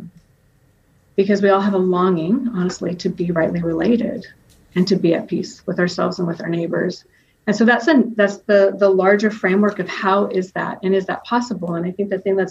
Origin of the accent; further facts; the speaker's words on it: Reedley, California, United States; I come from Reedley, California. And if you're from Reedley, you know that we say Reedley, California. And I grew up there.